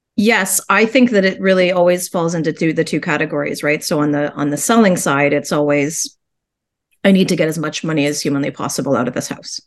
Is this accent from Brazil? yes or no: no; Guelph, Ontario, Canada; I grew up in Guelph